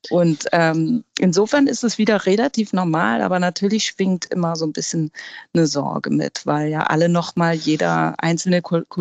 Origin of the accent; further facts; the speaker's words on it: Hamburg, Germany; dass Hamburg für mich grundsätzlich die wichtigste Stadt überhaupt ist und meine Heimat